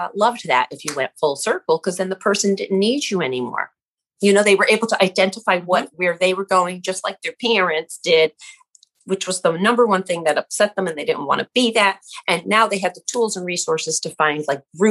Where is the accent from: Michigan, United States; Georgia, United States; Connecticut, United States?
Connecticut, United States; I grew up over here in Connecticut near Yale University